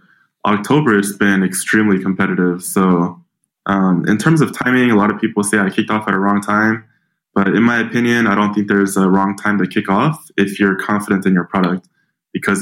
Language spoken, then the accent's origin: English; Tacoma, Washington, United States; I grew up in a small town called Tacoma, Washington.